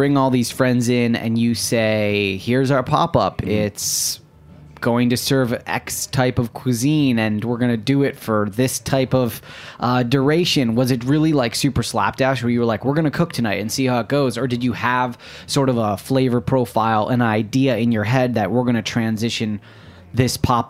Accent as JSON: {"language": "English", "region": "Michigan", "country": "United States", "said": "I'm from Michigan."}